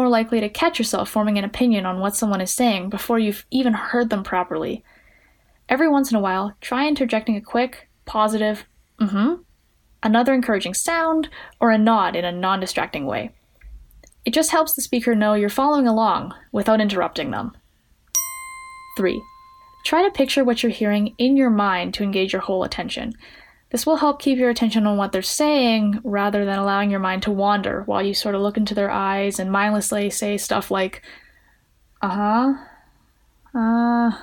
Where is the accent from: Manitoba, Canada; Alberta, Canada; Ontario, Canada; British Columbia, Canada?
Alberta, Canada; Edmonton; I'm 19 from Edmonton, Alberta, Canada